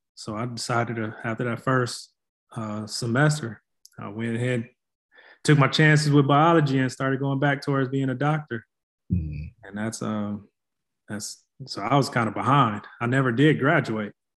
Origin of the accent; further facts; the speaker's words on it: Flint, Michigan, United States; moved away as an adult; also born or lived in Tennessee / North Carolina; now in San Antonio, United States; born and raised in Flint, Michigan.